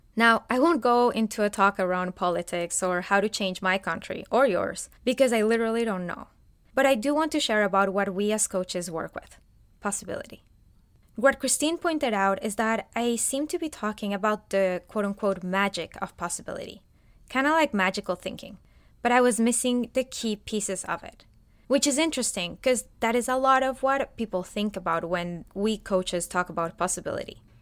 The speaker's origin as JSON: {"language": "English", "country": "Colombia", "moved": "as an adult", "lives_now": "United States", "said": "I am originally from Colombia, a beautiful country in South America"}